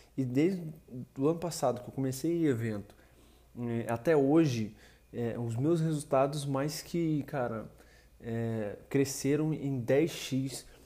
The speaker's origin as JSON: {"language": "Portuguese", "region": "Rio de Janeiro", "country": "Brazil", "said": "sou do Rio de Janeiro"}